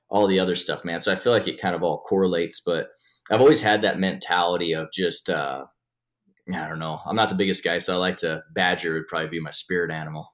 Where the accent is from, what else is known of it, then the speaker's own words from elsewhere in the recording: Sheridan, Wyoming, United States; also born or lived in Rozet, Wyoming; born and raised in Sheridan, Wyoming